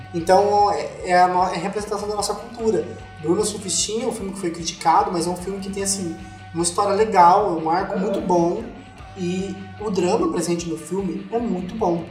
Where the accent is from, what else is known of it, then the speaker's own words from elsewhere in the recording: Southeast Brazil, Brazil; dos sudestinos, né, que somos nós, do Sudeste